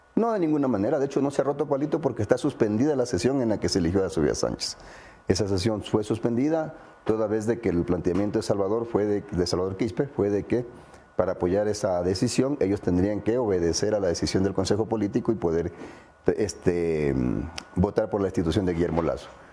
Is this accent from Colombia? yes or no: no; Ecuador; como ecuatoriano